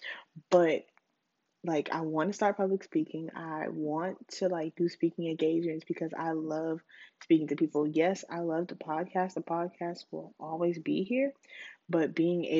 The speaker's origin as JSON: {"language": "English", "town": "Charleston", "region": "South Carolina", "country": "United States", "said": "I'm from Charleston"}